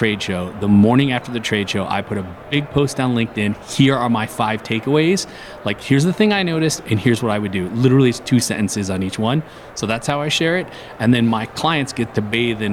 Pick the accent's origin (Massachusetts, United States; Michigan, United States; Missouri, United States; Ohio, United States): Michigan, United States; Detroit; I'm from Detroit